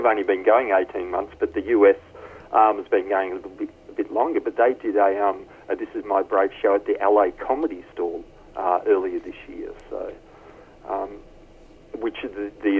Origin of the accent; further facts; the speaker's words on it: Melbourne, Victoria, Australia; moved away; I'm from Melbourne myself originally